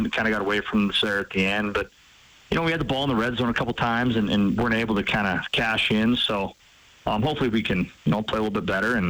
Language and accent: English; Butte, Montana, United States; now in Missoula, United States; growing up in Butte and playing there myself